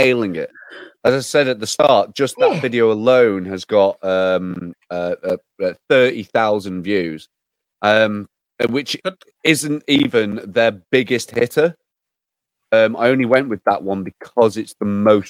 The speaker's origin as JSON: {"language": "English", "town": "Whitchurch", "country": "United Kingdom", "tie": "born or raised there", "said": "when you think of my hometown, or even look at it online, it's a tiny place."}